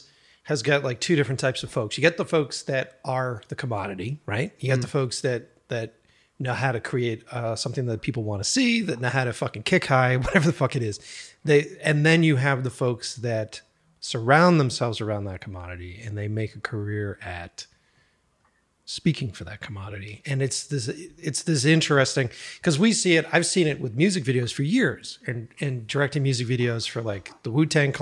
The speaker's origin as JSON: {"language": "English", "town": "Boston", "region": "Massachusetts", "country": "United States", "tie": "born or raised there", "moved": "as an adult", "lives_now": "California, United States", "said": "I grew up in Boston, East Coast kid"}